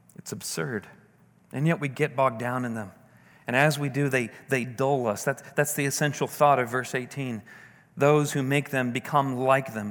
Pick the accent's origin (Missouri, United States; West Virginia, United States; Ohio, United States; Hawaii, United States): Missouri, United States; St. Louis; my hometown. You know, beautiful. You can see downtown St. Louis